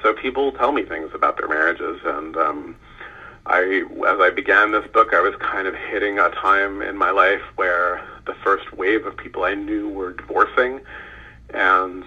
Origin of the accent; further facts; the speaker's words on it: California, United States; I grew up in California